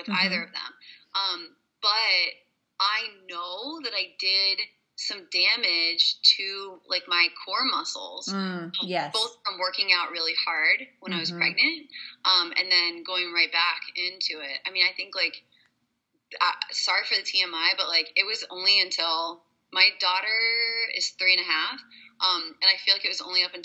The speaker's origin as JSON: {"language": "English", "town": "Hershey", "region": "Pennsylvania", "country": "United States", "tie": "born or raised there", "said": "I'm originally from Hershey, Pennsylvania"}